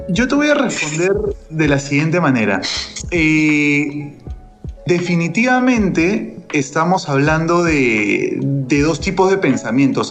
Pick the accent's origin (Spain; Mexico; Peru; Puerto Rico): Peru; nosotros no somos Argentina y no somos Chile, nosotros somos Perú